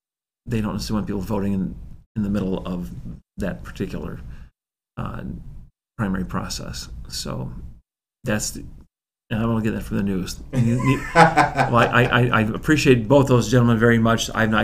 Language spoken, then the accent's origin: English; Aurora, Illinois, United States; born there; while I didn't grow up in Aurora, I was born in Aurora, but I get to spend time more in Aurora now